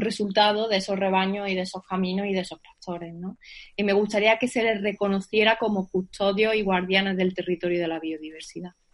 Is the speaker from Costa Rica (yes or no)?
no; Sierra Norte de Sevilla, Andalusia, Spain; mi pueblo, que es de la Sierra Norte de Sevilla